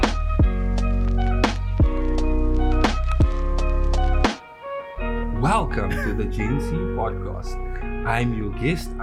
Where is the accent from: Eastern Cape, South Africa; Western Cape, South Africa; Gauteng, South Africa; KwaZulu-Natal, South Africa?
Western Cape, South Africa; Cape Town; also born or lived in Los Cabos (garbled); I grew up in Los Cabos, and then attended school in Alcis River.